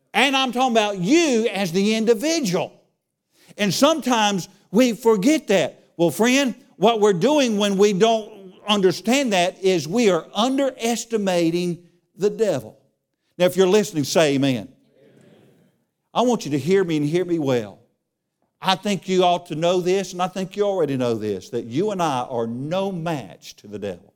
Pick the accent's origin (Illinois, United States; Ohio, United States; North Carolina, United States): North Carolina, United States; Charlotte; I grew up in Charlotte